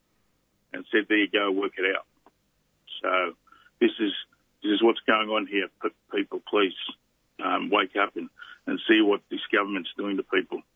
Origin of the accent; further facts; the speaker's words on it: Ringwood, Victoria, Australia; also born or lived in Tonga / western suburbs of Melbourne; Went to primary school, grew up in Ringwood, went to kinder here, primary school, high school in Ringwood